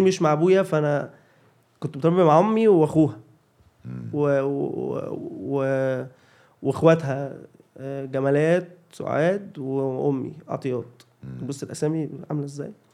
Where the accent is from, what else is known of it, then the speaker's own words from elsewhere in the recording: Cairo, Cairo Governorate, Egypt; انا كنت انا اصلا من شبرا شبرا مصر